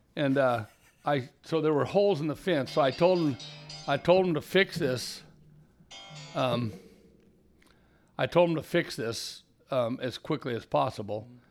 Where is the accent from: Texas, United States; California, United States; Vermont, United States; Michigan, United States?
California, United States; Carmel Valley; also born or lived in Redding, California / Red Bluff, California; I was a displaced hippie from Carmel Valley when I was thirteen